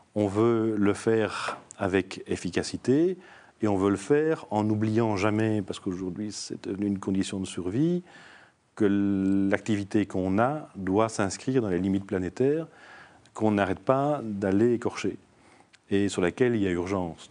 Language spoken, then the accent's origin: French; Namur, Wallonia, Belgium; je suis namurois d'origine.